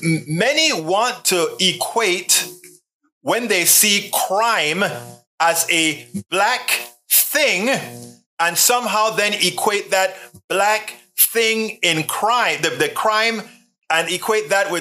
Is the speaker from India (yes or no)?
no; Panama; I am from Panama. I'm a Black person from Panama.